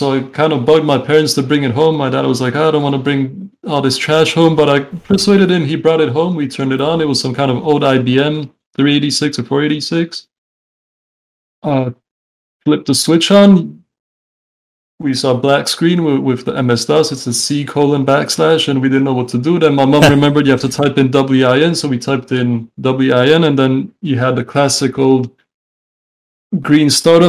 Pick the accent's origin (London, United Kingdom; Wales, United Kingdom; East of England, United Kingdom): London, United Kingdom; also born or lived in Canada; now in Czech Republic; I'm 28 years old. I was born in the Czech Republic. I moved to Canada when I was like 6 years old, I think. Mm-hmm. I lived there until I was about 10. Then we moved to London, England, where I kind of grew up. And now I'm back in the Czech Republic